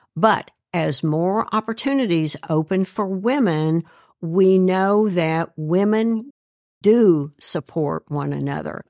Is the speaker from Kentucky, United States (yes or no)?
yes; Kentucky, United States; moved away as an adult; also born or lived in Tennessee / Georgia; now in Cincinnati, United States; I grew up in Kentucky, went to the University of Tennessee